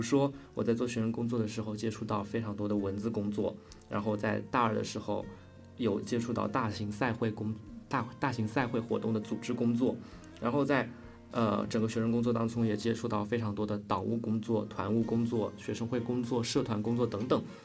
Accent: rural Zhejiang, China; 我们同样来自于 ，呃，浙江的农村的孩子

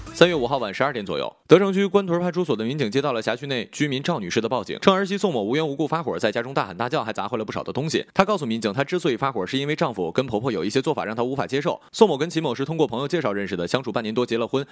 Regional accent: with a Korean autonomous area, Jilin, China; 我的家乡离贵国只有一江之隔，我们家也有朝鲜族自治区

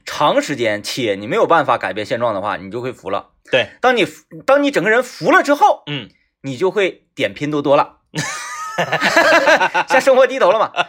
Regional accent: Sichuan, China; 我们四川人

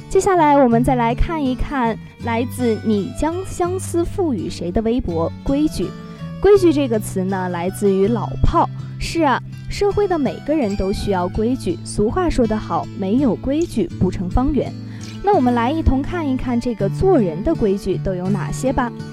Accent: Northeast China, China; 作为一个东北人

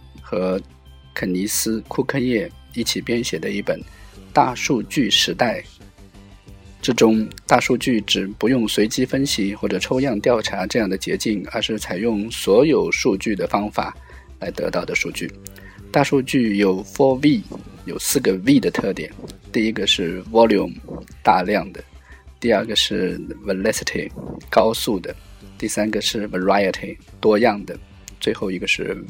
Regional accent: Ningbo, Zhejiang, China; 我们宁波人

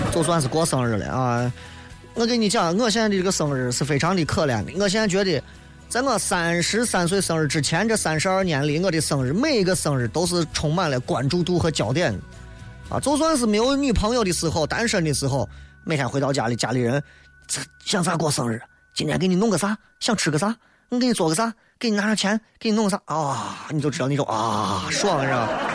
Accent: Shaanxi, China; 我们陕西人一说草草的啊。

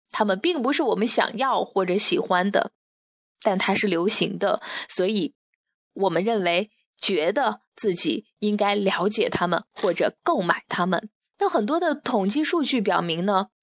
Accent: China; 我们中国人

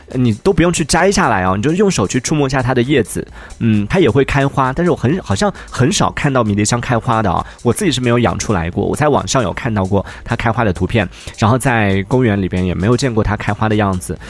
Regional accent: Yunnan, China; 作为一个云南人，就是有我们这边这种得天独厚的好的气候，然后好的一个环境

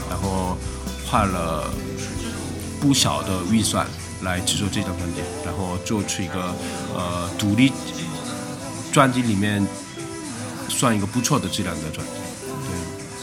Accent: Busan, South Korea; Chinese is a second language; moved away as an adult; now in Shanghai, China; 我老家是韩国的釜山的

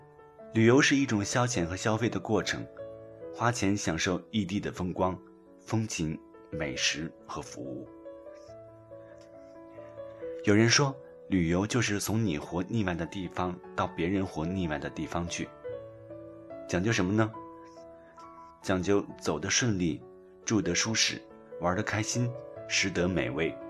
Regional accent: China; 这里，我们也看到我们中国人旅游和外国人旅行的一些差别。

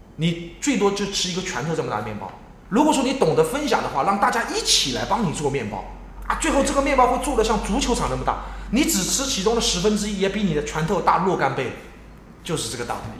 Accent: Yancheng, Jiangsu, China; now in Suzhou, China; 我爷爷就在盐城生了我爸妈，嗯。我爸爸也在盐城生了，我，这，这，这，这种祖籍弄来弄去的。啊。后来现在又回到苏州

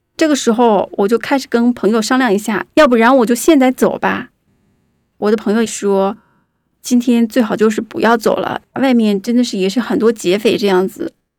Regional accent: Guangzhou, Guangdong, China; 我是一个八零后，我来自广州，目前是一个自由职业者

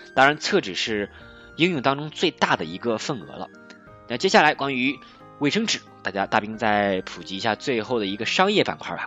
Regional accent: China; 因为我们中国人口基数大

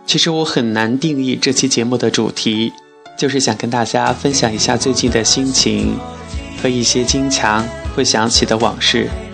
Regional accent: Chongqing, China; also born or lived in Wuhan; 我是重庆人，家就住在长江边的山坡上

